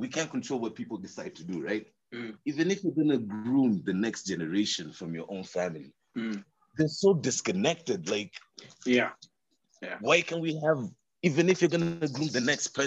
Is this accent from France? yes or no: no; Kakamega, Kakamega County, Kenya; moved away; I am also from Kakamega